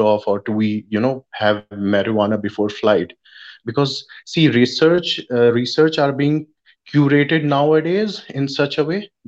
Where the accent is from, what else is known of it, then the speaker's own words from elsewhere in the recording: India; I'm from India